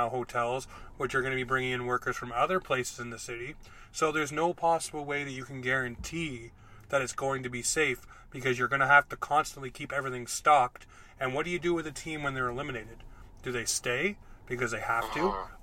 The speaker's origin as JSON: {"language": "English", "region": "Ontario", "country": "Canada", "tie": "born or raised there", "moved": "yes", "said": "I was in Ontario because I was born in Ontario and I lived there until 2003"}